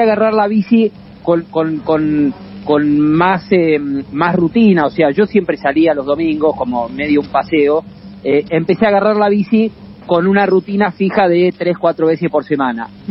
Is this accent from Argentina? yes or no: yes; Argentina; de Argentina